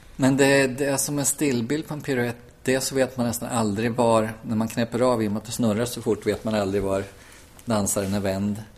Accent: Hagfors, Värmland, Sweden; also born or lived in Malmö; now in Stockholm, Sweden; Jag är från Hagfors

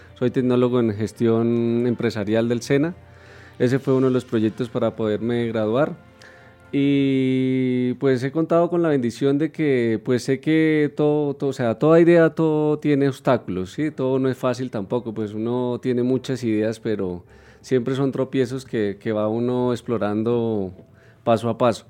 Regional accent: Puente Nacional, Santander, Colombia; now in Bogotá, Colombia; yo soy de Puente Nacional Santander

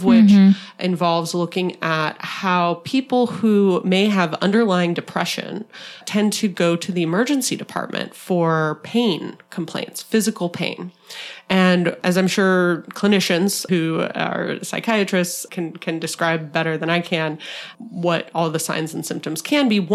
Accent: Arizona, United States; from my home state of Arizona

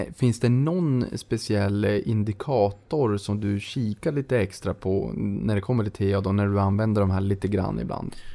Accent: Norrland, Sweden; där jag kommer ifrån uppe i de norrländska trakterna.

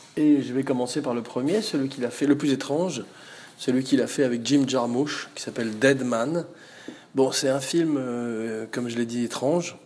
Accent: Provence-Alpes-Côte d'Azur, France; chez nous, en Provence

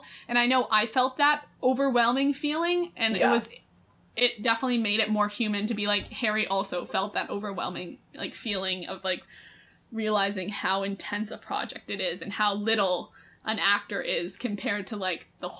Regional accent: England, United Kingdom; now in Los Angeles, United States; Growing up in England, if it's sunny, your mom comes in and goes, it's sunny, you need to get out of bed right now.

